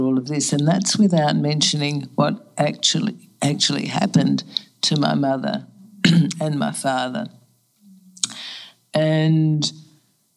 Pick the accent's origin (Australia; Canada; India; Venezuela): Australia; moved away as an adult; also born or lived in Germany; now in New York, United States; refugees to Australia